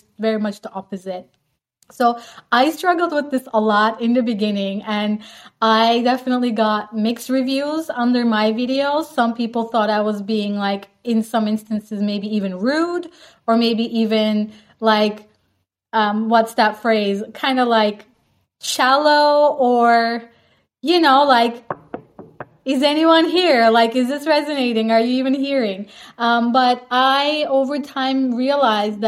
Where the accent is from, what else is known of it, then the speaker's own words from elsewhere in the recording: Turkey; moved away; also born or lived in Netherlands; So I'm actually from Turkey, but I basically lived more than half my life in the Netherlands.